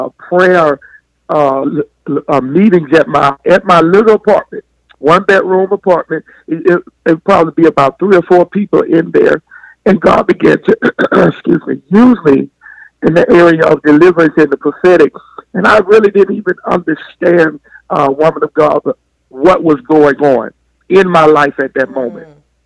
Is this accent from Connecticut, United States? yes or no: no; Birmingham, Alabama, United States; also born or lived in Tuscaloosa; I'm in Birmingham now. But originated from Tuscaloosa, but my mom brought us there when we were smaller.